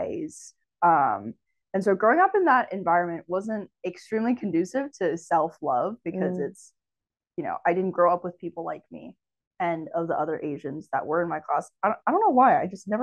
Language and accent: English; Marin, California, United States; also born or lived in Pennsylvania; I grew up in Marin